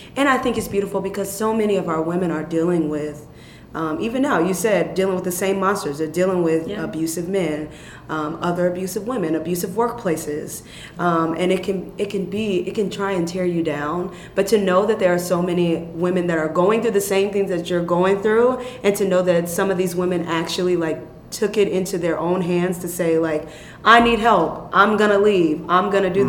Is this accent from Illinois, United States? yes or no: yes; Chicago, Illinois, United States; I was raised in Chicago, young.